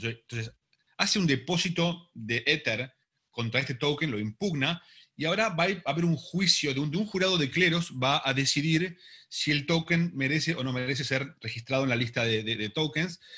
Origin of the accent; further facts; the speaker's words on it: Argentina; yo soy argentino